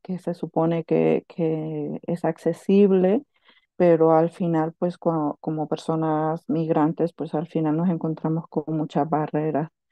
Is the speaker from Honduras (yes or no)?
yes; Honduras; now in Catalonia, Spain; soy hondureña